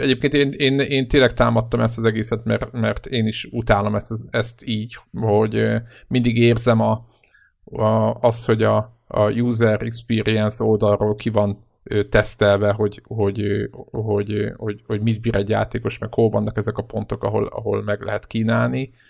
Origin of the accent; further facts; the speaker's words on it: Hungary; magyarok vagyunk